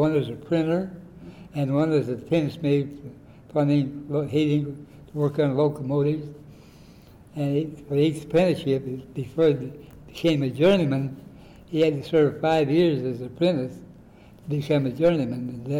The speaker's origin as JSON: {"language": "English", "town": "Independence", "region": "Kansas", "country": "United States", "tie": "born or raised there", "also_born_or_lived": "Osawatomie, Kansas"}